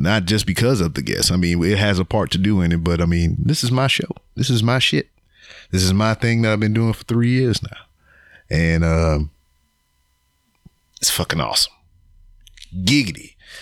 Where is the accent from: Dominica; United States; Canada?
United States; Louisiana; they got family from Louisiana. I'm from Louisiana